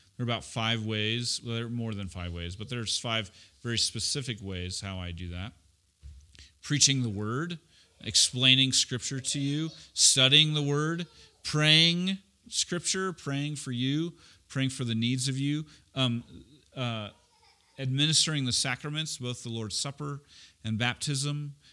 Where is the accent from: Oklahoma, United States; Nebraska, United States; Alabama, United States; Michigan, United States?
Oklahoma, United States; Oklahoma City; also born or lived in Edmond, Oklahoma / Tulsa, Oklahoma; we moved from Oklahoma City to Tulsa. It was the longest ninety miles of my life, uh, between, uh, my fifth and sixth grade